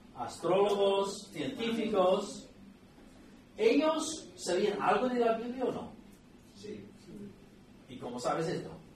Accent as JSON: {"language": "Spanish", "country": "United States", "second_language": "Spanish", "moved": "yes", "lives_now": "León, Spain", "said": "nuestro país, Estados Unidos"}